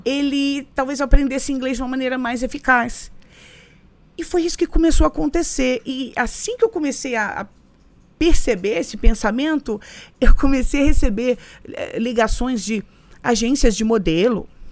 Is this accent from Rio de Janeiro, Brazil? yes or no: yes; Rio de Janeiro, Brazil; moved away as an adult; also born or lived in São Gonçalo / Copacabana, Rio de Janeiro; now in New York, United States; Eu nasci no Rio